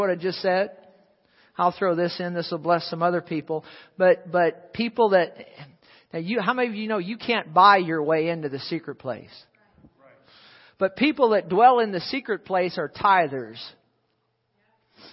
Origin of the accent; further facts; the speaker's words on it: Fenton, United States; I'm a Fentonese person. I speak Fentonese. I'm from Fenton